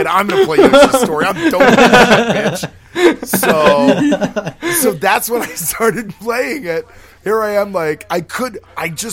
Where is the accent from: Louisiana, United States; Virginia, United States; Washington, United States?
Washington, United States; Orcas Island; I grew up on Orcas Island, where Woody grew up